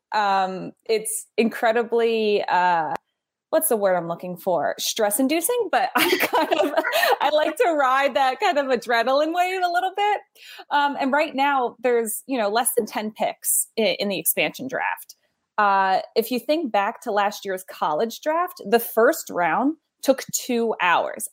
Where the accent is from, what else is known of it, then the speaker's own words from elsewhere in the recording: United States; us as American sports fans